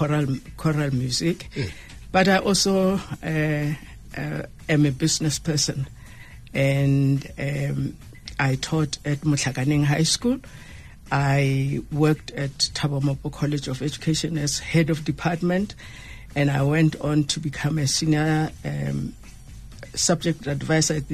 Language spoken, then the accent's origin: English; Ramatlala, Limpopo, South Africa; I come from Ramatala, the rural area in Ramatala, Thaba. I was born and bred there, and I went to school there.